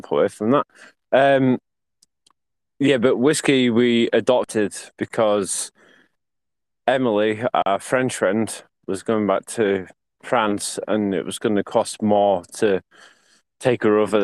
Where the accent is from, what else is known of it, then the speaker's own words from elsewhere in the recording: Yorkshire and the Humber, United Kingdom; I'm a Yorkshireman